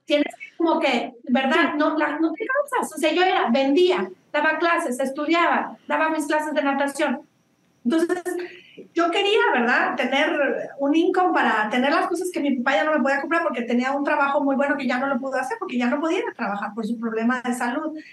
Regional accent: northern Mexico, Mexico; also born or lived in Monterrey / Chihuahua; now in Australia; soy norteña de los dos lados, de Monterrey y Chihuahua

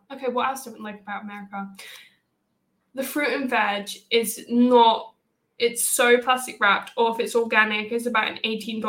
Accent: United Kingdom; I can say this as a British person

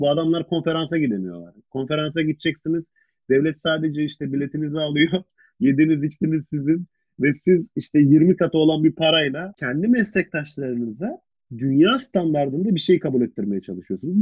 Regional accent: Ankara, Turkey; ben Ankaralıyım

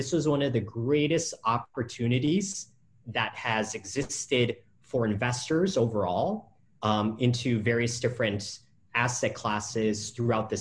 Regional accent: Vietnam; I'm from Vietnam

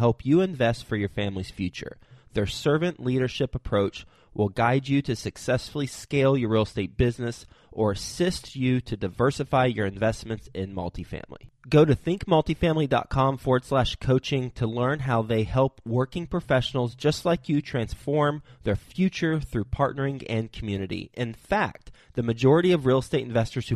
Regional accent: Texas, United States; also born or lived in New York City; now in Cincinnati, United States; And now I live in Ohio and I'm from Texas.

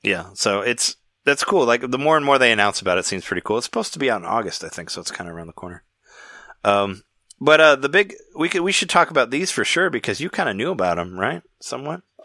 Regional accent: Peoria, Illinois, United States; where I grew up in Peoria, we had a we had Showbiz Pizza

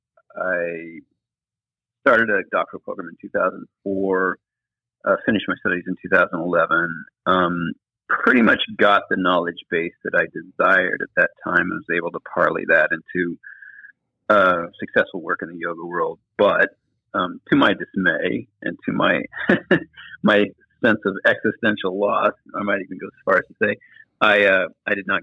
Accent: West Coast, United States; also born or lived in the South (US); now in Southern United States; I come from the West Coast, so it's very much different from the South where I'm living now

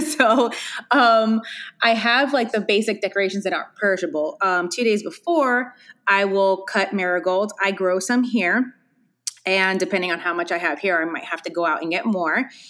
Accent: Hialeah, Florida, United States; I grew up actually in Hialeah

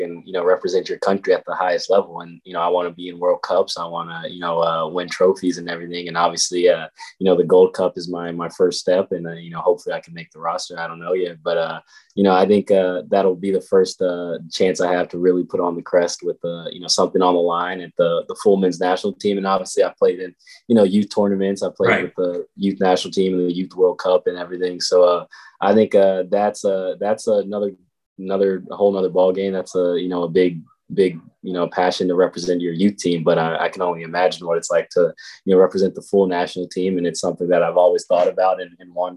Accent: North Carolina, United States; now in Kansas City, United States; my family's from North Carolina. They're still in North Carolina

